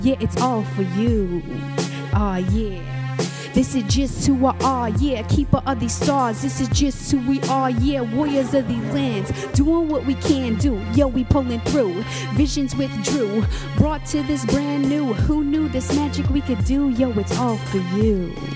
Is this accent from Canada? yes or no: yes; Musqueam, British Columbia, Canada; also born or lived in Tsleil-Waututh / Squamish; I come from Musqueam. I also come from Tsleil-Waututh, and I also come from Squamish as well